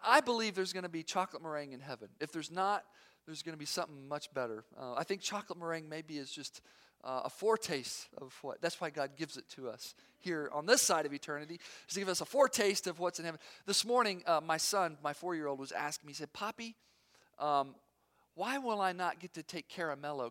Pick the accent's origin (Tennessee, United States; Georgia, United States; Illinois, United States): Tennessee, United States; Knoxville; moved away; also born or lived in Fort Campbell; I'm from Knoxville, Tennessee